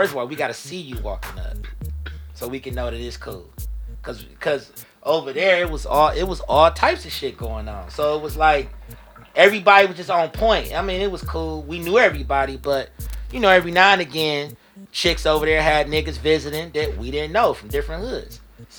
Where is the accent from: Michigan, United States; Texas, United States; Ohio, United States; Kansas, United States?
Ohio, United States; Shaker Heights; Yeah, I'm from Shaker.